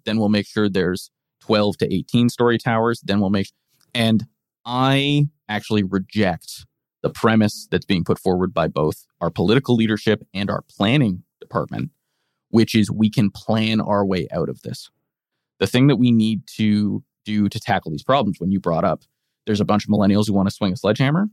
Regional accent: British Columbia, Canada; our province

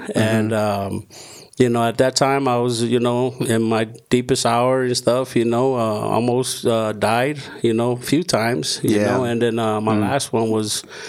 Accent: California, United States; also born or lived in Hawaii / American Samoa; born and raised in Southern California, half of my life to my teenage year, and then the other half, I grew up in Hawaii, 17 years. And before I went to Hawaii, I was in American Samoa for 2 years.

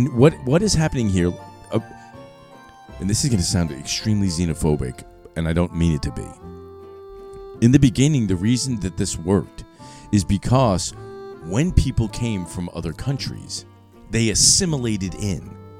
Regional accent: United States; I'm born here. I'm American.

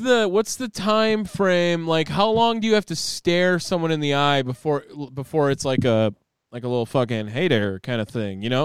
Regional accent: Wisconsin, United States; accent: Wisconsin; moved away as an adult; I don't think that I'll ever lose my Wisconsin accent.

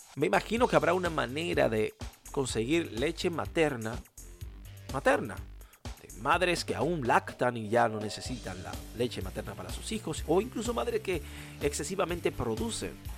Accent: Dominican Republic; mi país natal y la isla de donde provengo, que es la República Dominicana

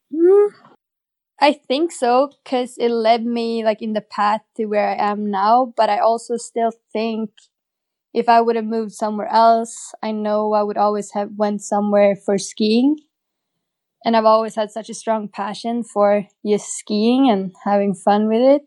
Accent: Åre, Jämtland, Sweden; I grew up in a little ski town in northern Sweden

